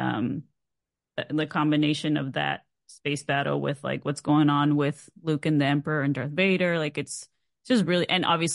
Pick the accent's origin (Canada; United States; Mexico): Mexico; I'm from Mexico